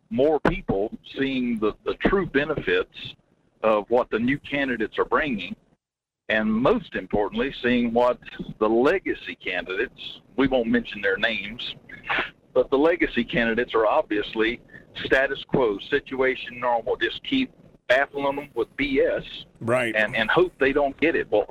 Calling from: Denali, Alaska, United States; Hey, good morning, Mike. … out of Denali.

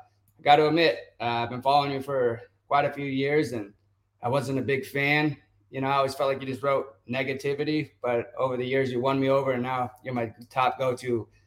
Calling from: Yosemite, California, United States; I'm from Yosemite.

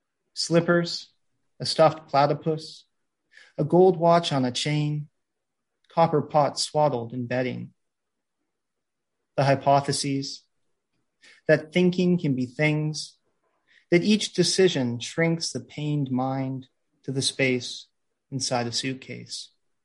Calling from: New York City, New York, United States; I'm calling in from New York City, so I want to acknowledge that where I am right now in New York is unceded ancestral land of the Lenape people

